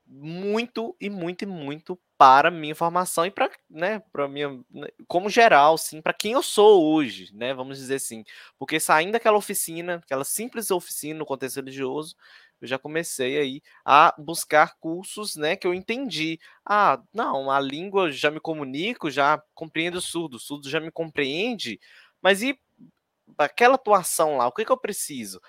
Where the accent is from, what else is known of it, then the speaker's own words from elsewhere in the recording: Ipatinga, Minas Gerais, Brazil; aqui na minha cidade, eu sou do interior, sou da cidade de Ipatinga, aqui no, na região do Vale do Aço, né, é, de Minas Gerais, leste de Minas.